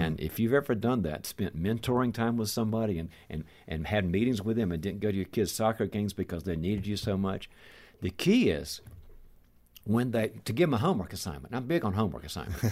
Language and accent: English; the South, United States; moved away; I'm originally from the South, and we call the chronics the bless their heart, folks